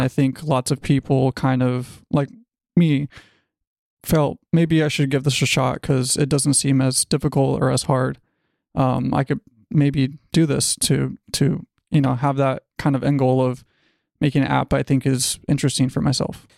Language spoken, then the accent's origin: English; Los Angeles, California, United States; I am from Los Angeles, California. I've pretty much been here my whole life